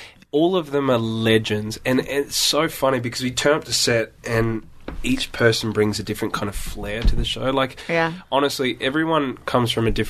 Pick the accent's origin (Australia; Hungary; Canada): Australia; accent: Australian; I'm from Australia. I haven't seen a yacht.